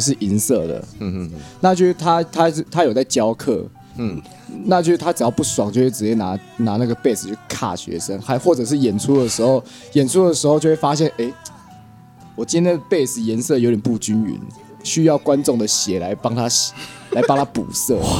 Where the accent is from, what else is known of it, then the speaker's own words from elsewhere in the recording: Hsinchu City, Taiwan; 我们是来自新竹嘛